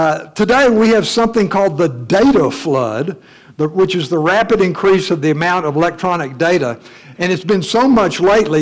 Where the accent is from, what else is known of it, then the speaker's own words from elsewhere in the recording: Missouri, United States; You know, I'm from Missouri, the show me state.